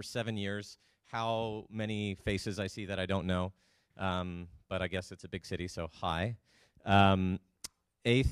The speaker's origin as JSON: {"language": "English", "country": "Canada", "moved": "as an adult", "said": "I'm Canadian. I've been down here for about 7 years"}